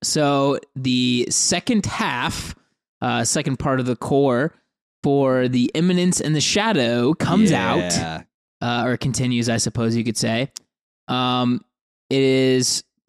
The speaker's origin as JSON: {"language": "English", "country": "Morocco", "said": "Yes, I'm from Morocco, you know."}